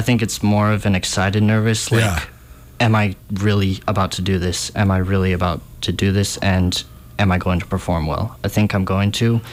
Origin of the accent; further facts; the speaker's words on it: Montana, United States; I'm from Montana